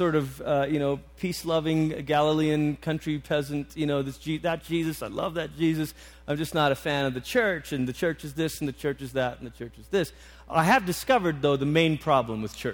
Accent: Malaysia; moved away; I grew up in Malaysia

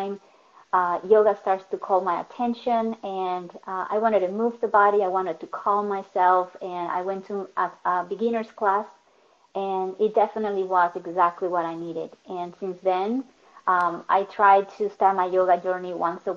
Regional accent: Caracas, Capital District, Venezuela; English is a second language; moved away as an adult; now in United States; I was born in Caracas, moved to the United States when I was in that transition between 22, 23 years old

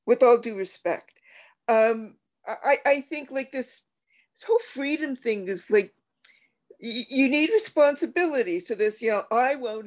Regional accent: Canada; I'm a Canadian

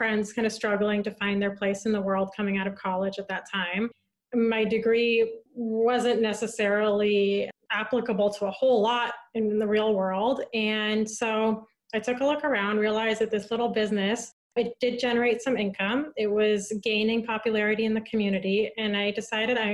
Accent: San Francisco, California, United States; moved away; also born or lived in Santa Barbara; I grew up in San Francisco. That's where I'm from originally

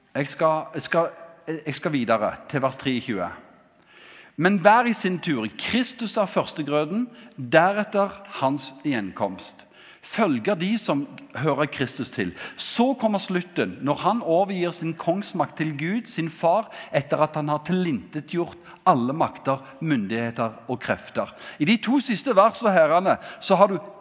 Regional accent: Ganddal, Rogaland, Norway; Jeg kommer fra Gandal

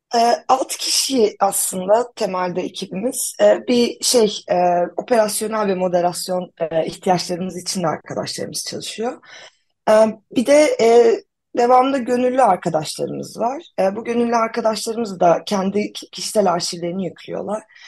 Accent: Antakya, Hatay, Turkey; moved away as an adult; now in Ankara, Turkey; ben şey 89 yılında Antakya'da doğdum. E, üniversite için şehirden yarım göç edene kadar e, hep Antakya merkezde yaşadım

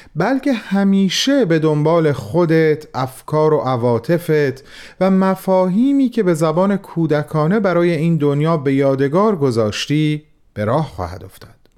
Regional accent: Iran; به عنوان یک ایرانی

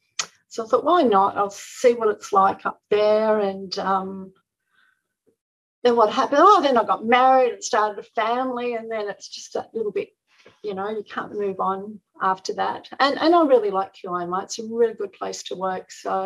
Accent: Melbourne, Victoria, Australia; now in Brisbane, Australia; So when I moved up to Brisbane from Melbourne, I continued organising them.

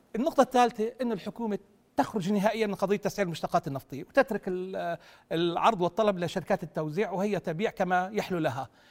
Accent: Jordan

